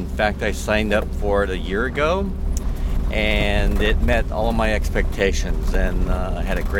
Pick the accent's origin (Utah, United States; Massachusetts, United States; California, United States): California, United States; Los Angeles; I'm from Los Angeles.